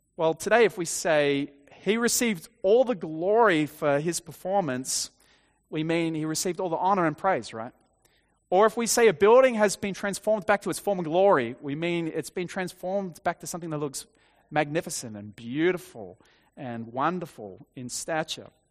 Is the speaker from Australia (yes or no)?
yes; Dapto, New South Wales, Australia; I grew up on the South Coast, uh, in Dapto